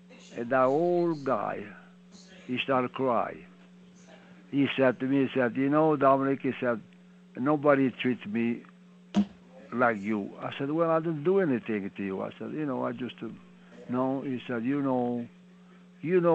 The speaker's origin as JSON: {"language": "English", "country": "Italy", "also_born_or_lived": "Montreal, Canada", "second_language": "English", "moved": "as an adult", "lives_now": "Pittsburgh, United States", "said": "I'm from Italy."}